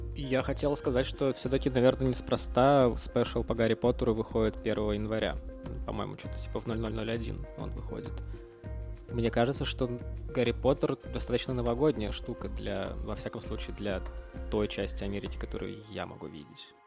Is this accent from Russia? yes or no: yes; Russia; moved away